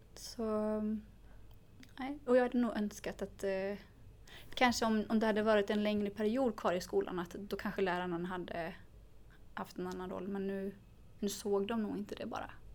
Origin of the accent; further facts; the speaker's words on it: Sweden; i samhället där jag växte upp